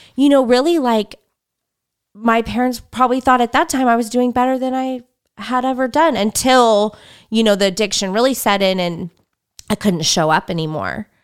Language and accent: English; Fresno, California, United States; I grew up in Fresno